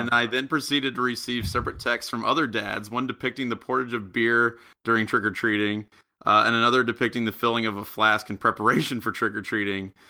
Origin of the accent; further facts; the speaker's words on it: United States; also born or lived in Japan; I'm from America